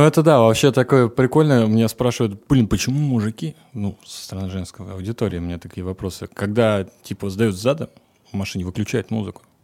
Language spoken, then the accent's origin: Russian; Moscow Oblast, Russia; я ездил из Подмосковья в Москву, и это занимало час двадцать да. на электричке.